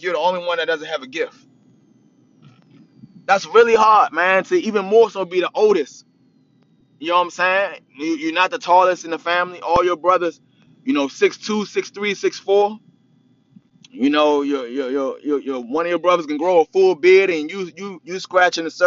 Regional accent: Capitol Heights, Maryland, United States; also born or lived in Washington, D.C.; now in Roanoke, United States; I was born in Washington, D.C., originally from PG County, Capitol Heights. Bounced all around Capitol Heights

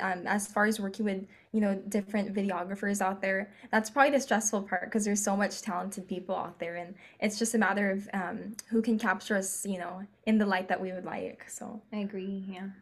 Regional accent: California, United States; we're from California

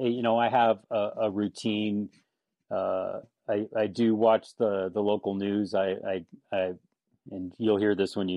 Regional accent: Napa, California, United States; born there; So born in California. I was actually born in Napa.

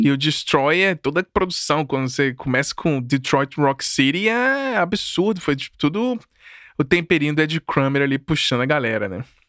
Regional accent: Brasília, Federal District, Brazil; eu cresci dentro de um movimento em Brasília

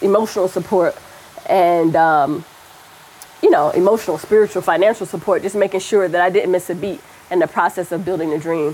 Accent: South Florida, United States; now in Portland, United States; I grew up in South Florida

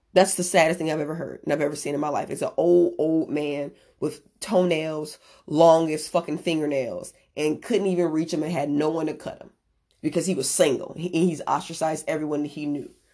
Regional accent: Merrillville, Indiana, United States; moved away as an adult; now in San Diego, United States; I'm originally from Maryville, Indiana

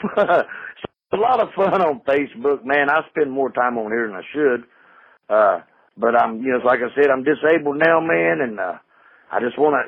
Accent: North Carolina, United States; now in upstate New York, United States; I'm from North Carolina

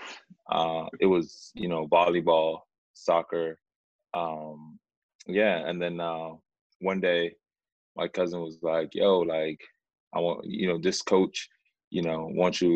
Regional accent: Sydney, New South Wales, Australia; born or raised there; also born or lived in Sudan

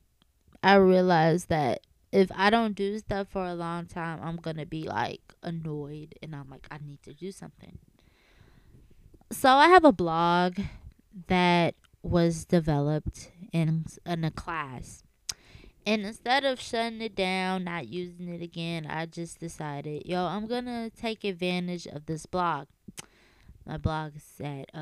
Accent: Chicago, Illinois, United States; I'm from Chicago, Illinois. I was born and raised on the south side of Chicago

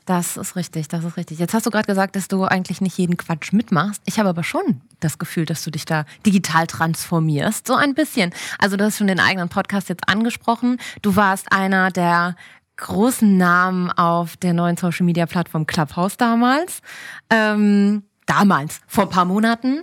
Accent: Cologne, North Rhine-Westphalia, Germany; ich komme aus Köln

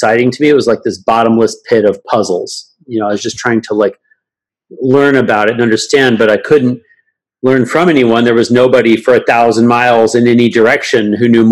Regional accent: Alaska, United States; I grew up in Alaska

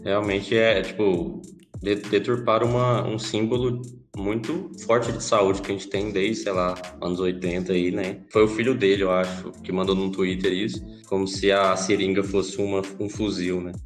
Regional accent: Goiás, Brazil; accent: Goiano; nós goiano, a gente fala errado assim, fala arrastado assim

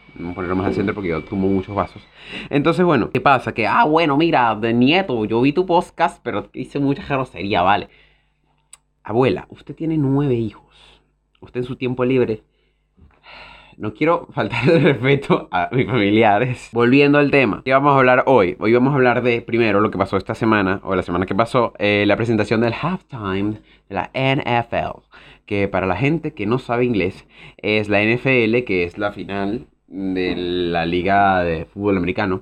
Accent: Venezuela; now in Chile; yo soy venezolano, soy veneco

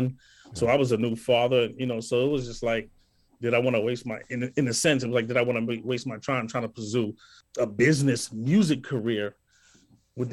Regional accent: New York City, New York, United States; we're from the same hometown

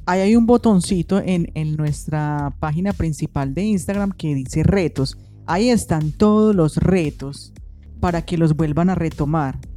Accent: Colombia; Uno como colombiano

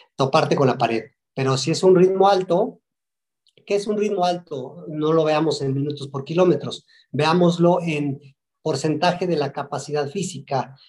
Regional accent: Tecomate, Veracruz, Mexico; also born or lived in Zacatlán de las Manzanas, Puebla; Nací en Zacatlán de las Manzanas y bueno, pues, pero crecí en el, norte de Veracruz, en, Tecomate

